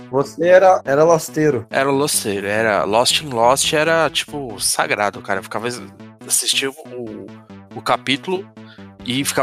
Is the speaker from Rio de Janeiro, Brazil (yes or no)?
yes; Rio de Janeiro, Brazil; eu sou da Tijuca, cara. Você não é da Tijuca? Eu sou da Tijuca.